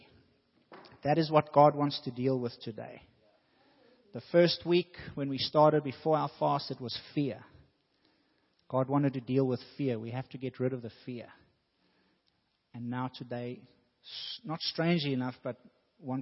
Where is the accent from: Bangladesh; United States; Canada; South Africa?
South Africa; moved away; When I was growing up in South Africa